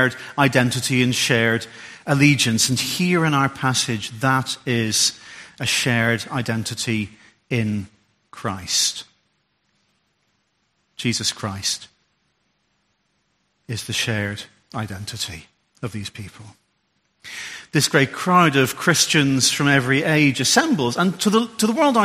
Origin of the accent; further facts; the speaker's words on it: Ulster, Northern Ireland, United Kingdom; also born or lived in Derbyshire; now in Solihull, United Kingdom; I'm an Ulsterman